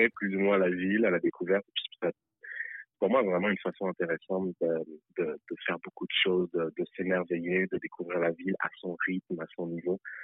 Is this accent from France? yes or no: yes; France; moved away as an adult; now in Montreal, Canada; je suis né en France